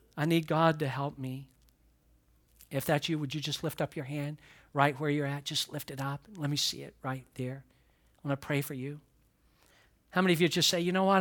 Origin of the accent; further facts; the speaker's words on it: the South, United States; moved away; I'm a guy from the South